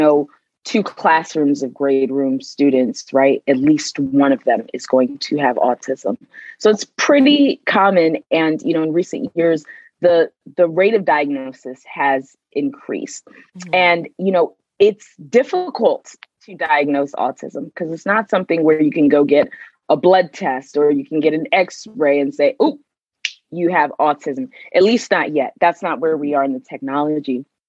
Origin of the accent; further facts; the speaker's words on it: Nigeria; also born or lived in Sierra Leone; now in Maryland, United States; I am originally from Nigeria and Sierra Leone. However, I call Maryland home.